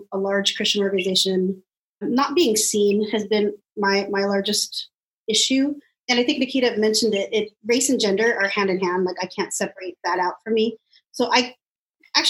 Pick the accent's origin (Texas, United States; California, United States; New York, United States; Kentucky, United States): California, United States; Los Angeles; I am Filipino American. My parents came here in the late 60s and I was born